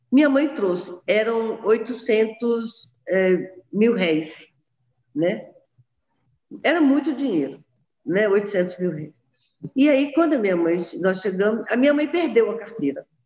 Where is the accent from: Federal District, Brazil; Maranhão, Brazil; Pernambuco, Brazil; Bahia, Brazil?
Federal District, Brazil; Brasília; also born or lived in Rio de Janeiro; Eu nasci no Rio, mas eu gosto demais dessa cidade. Eu acho que todas as minhas experiências de vida estão aqui né? Aqui eu cresci, uh, estudei, uh, trabalhei, me casei, tive meus filhos, tudo aqui.